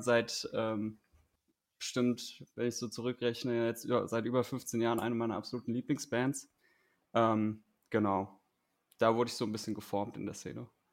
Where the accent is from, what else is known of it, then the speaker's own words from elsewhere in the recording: Hanau, Hesse, Germany; moved away as an adult; also born or lived in Gießen; now in Wiesbaden, Germany; geboren und aufgewachsen bin ich in Hanau